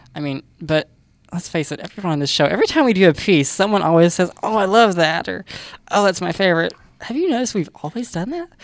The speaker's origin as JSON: {"language": "English", "region": "the South", "country": "United States", "accent": "southern", "said": "my southern accent"}